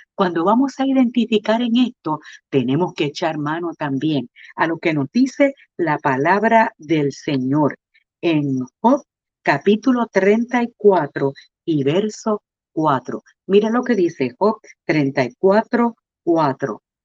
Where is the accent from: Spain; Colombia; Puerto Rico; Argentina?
Puerto Rico; como buenos puertorriqueños